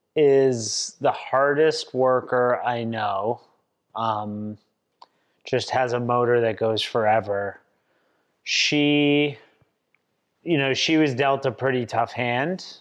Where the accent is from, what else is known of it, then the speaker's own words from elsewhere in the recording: Swampscott, Massachusetts, United States; I was born and raised in Swampscott, Massachusetts, about twenty miles north of Boston